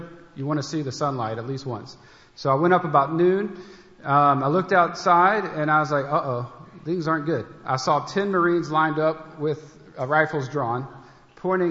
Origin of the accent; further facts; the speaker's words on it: Tennessee, United States; moved away; also born or lived in Miami, Florida; I grew up in Tennessee